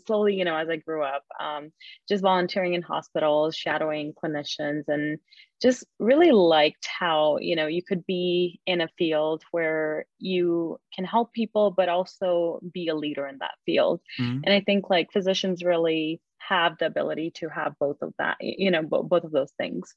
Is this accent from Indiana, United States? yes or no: yes; Indiana, United States; also born or lived in Chicago; So I was born in India, and my family moved here when I was in second grade. So I've been there here since then. We moved to Chicago and then to Indiana